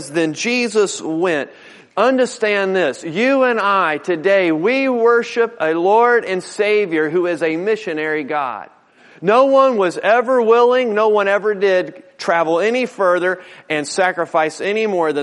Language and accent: English; Newport News, Virginia, United States; I grew up over in Newport News.